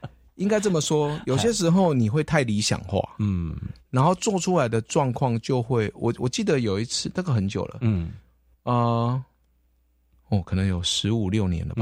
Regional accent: Kaohsiung, Taiwan; 我们从小就在这边长大

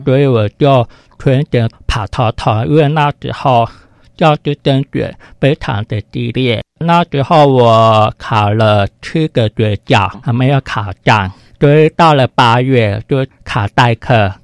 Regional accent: Taipei, Taiwan; also born or lived in Keelung; 我们就全家搬到台北，嗯。在台北市川水家附近。所以我国小一年级到三年级读台北市川水家

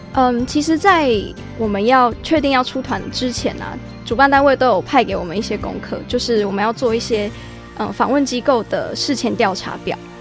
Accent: Taiwan; 我们的价值观是在台湾形成的

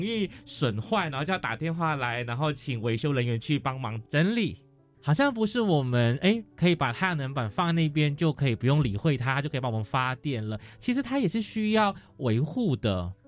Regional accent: Malaysia; moved away; 因为我是马来西亚人嘛，那在马来西亚卫视道，其实我们的太阳是很充足的

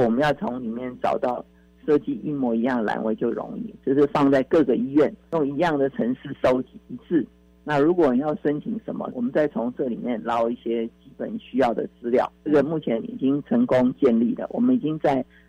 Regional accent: Taiwan; 台湾的病就是亚洲人或中国人或我们台湾人的病

